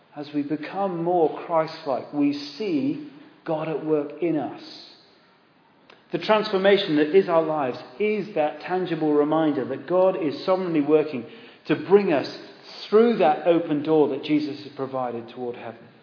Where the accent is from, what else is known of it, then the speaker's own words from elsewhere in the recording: Exeter, South West England, United Kingdom; we grew up in Devon in Exeter